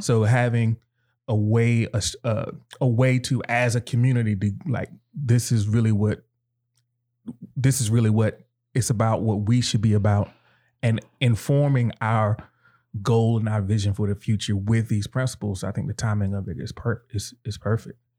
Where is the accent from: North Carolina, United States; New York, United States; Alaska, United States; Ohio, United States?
North Carolina, United States; I grew up in North Carolina and in, in the South.